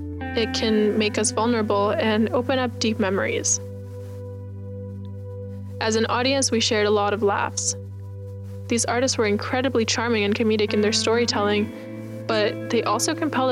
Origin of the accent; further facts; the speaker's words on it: Venezuela; moved away; Cynthia's talk awakened memories of my childhood growing up in Venezuela and how surreal it is to live amongst normalized violence.